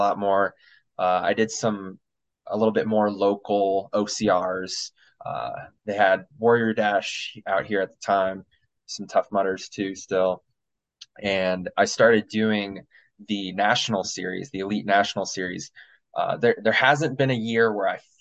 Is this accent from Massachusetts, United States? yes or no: no; Illinois, United States; moved away as an adult; now in Colorado, United States; I'm from Illinois originally